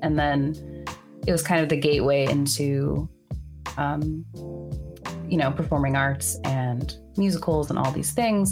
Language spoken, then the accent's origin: English; Bay Area, California, United States; now in New York, United States; I'm from the Bay Area initially, but I um, live in New York